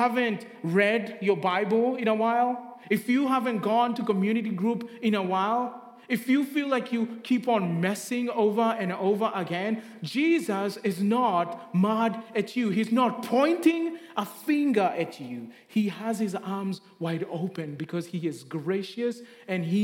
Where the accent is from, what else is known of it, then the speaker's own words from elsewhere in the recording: Kenya; moved away; Growing up in Kenya